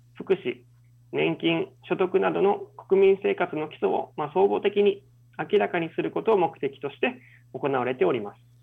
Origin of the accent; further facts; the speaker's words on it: Kitanakagusuku Village, Okinawa, Japan; moved away as an adult; also born or lived in Tokyo, Japan / Kyushu, Japan; 私は北長城村の出 身で、大学卒業まで沖縄におりました